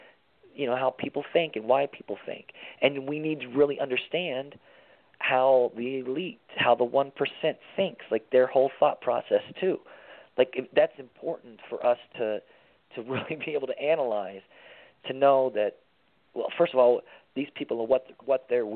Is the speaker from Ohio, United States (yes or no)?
no; Tennessee, United States; moved away; also born or lived in Miami; I grew up in Tennessee, my dad being a preacher